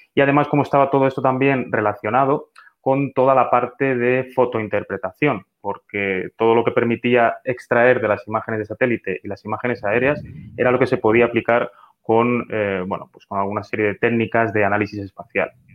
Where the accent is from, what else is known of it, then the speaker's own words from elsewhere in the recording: Talavera de la Reina, Castilla-La Mancha, Spain; esto concretamente es mi ciudad natal, Talavera de la Reina